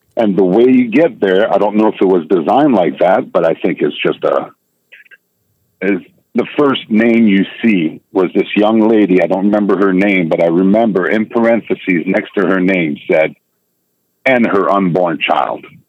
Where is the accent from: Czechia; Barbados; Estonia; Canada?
Canada; also born or lived in United States; I'm a Canadian citizen